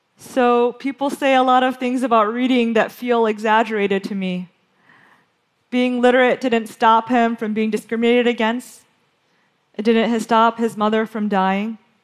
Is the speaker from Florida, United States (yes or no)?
no; Western Michigan, United States; When I was growing up in Western Michigan in the 1980s